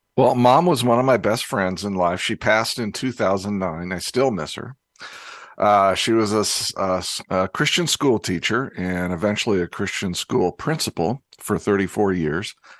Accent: Indianapolis, Indiana, United States; moved away; I grew up in Indianapolis

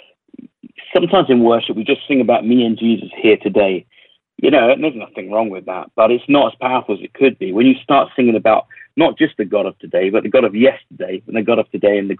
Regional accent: London, United Kingdom; accent: London-ish English; my English accent is very, it's quite kind of common. You know, it's a bit London-ish.

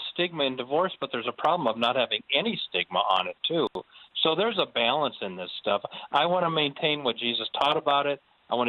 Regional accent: Omaha, Nebraska, United States; moved away; the church I grew up in Omaha, partly grew up in, wonderful church

